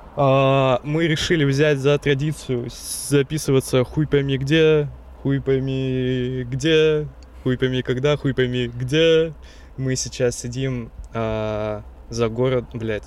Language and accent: Russian; Blagoveshchensk, Amur Oblast, Russia; moved away; моего родного города Благовещенска